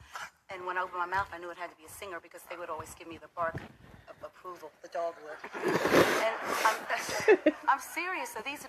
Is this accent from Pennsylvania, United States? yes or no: yes; Philadelphia, Pennsylvania, United States; Philadelphia. That's my hometown.